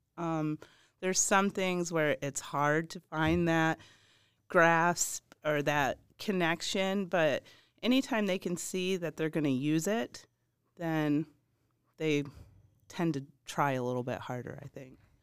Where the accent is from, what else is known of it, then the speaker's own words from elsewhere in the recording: Michigan, United States; moved away; I'm originally from Michigan, and I married a man from Eastern Green